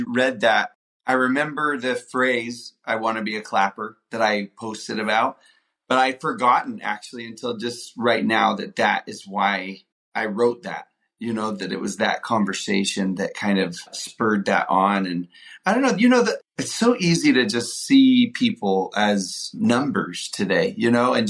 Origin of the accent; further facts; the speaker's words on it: Houston, Texas, United States; No, I love my hometown, so I love brisket, but also...